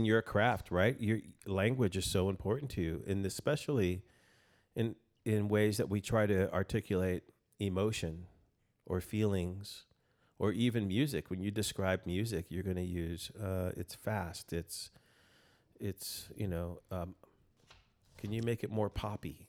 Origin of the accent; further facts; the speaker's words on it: El Paso, Texas, United States; now in Austin, United States; I'm from El Paso originally, and, um, born and raised there